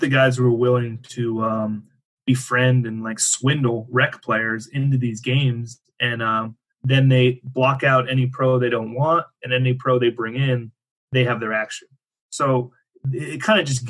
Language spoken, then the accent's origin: English; Erie, Pennsylvania, United States; moved away; my hometown where I grew up, Erie, Pennsylvania